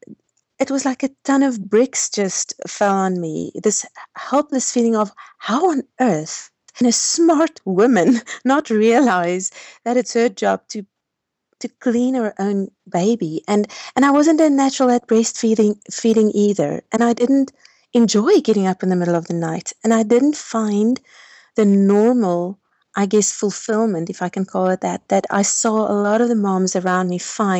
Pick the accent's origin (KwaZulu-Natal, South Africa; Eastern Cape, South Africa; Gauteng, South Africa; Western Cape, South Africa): Gauteng, South Africa; Pretoria; I'm born and bred in South Africa in a city called Pretoria